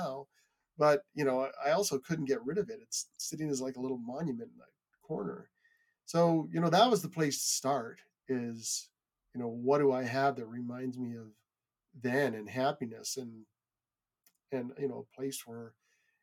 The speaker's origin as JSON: {"language": "English", "country": "Canada", "tie": "born or raised there", "also_born_or_lived": "United States", "said": "I moved to Canada from the United States when I was 8 years old."}